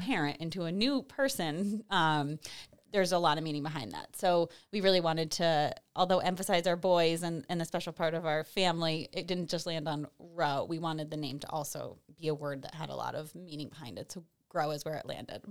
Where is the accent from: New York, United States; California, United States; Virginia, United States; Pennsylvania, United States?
New York, United States; Salem; also born or lived in Washington DC / Boston / Glens Falls; I grew up in Salem, um, and moved away for about ten years after high school